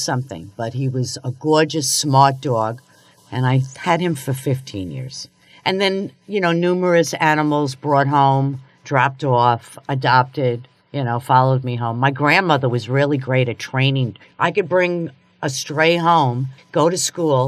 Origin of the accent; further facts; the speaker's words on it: New York, United States; moved away; I'm from New York